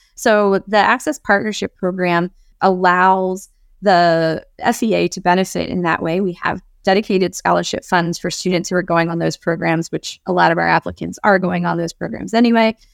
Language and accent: English; Baltimore, Maryland, United States; working with a lot of social justice organizations based in Baltimore, my favorite place in the world